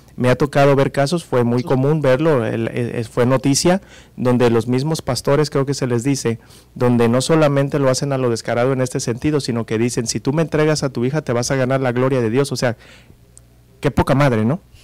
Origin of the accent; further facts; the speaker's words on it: Mexico; como mexicanos, como latinoamericanos